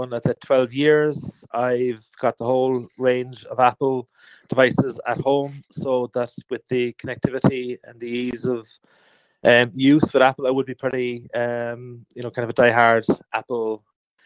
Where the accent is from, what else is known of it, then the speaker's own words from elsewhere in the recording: Cork, Munster, Ireland; I'm a photographer from Cork